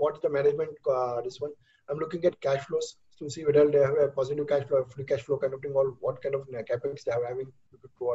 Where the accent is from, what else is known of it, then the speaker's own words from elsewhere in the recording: India; as an Indian, speaking as Indian